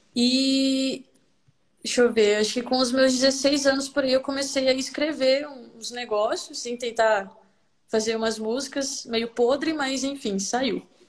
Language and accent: Portuguese; Vilhena, Rondônia, Brazil; sou nascida aqui em Vilhena, Rondônia